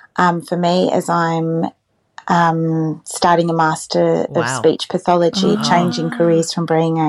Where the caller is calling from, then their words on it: New South Wales, Australia; I'm calling in from New South Wales.